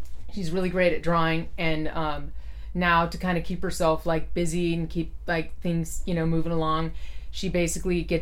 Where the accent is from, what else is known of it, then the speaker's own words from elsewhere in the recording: Fremont, California, United States; also born or lived in San Leandro; I grew up in Fremont. I was born in San Leandro, but grew up in Fremont, Niles area